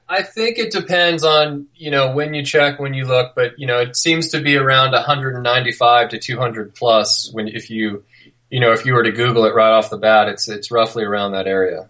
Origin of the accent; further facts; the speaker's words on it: near Yosemite National Park, California, United States; also born or lived in Little Cottonwood Canyon, Utah; now in Utah, United States; I grew up near Yosemite National Park